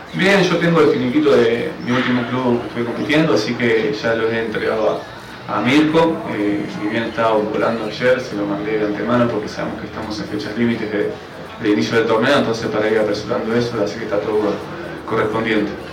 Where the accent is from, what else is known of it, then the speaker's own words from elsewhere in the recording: Argentina; moved away as an adult; now in Bolivia; yo soy argentino, eh, salí de Andalucía y Mar del Plata, club de primera división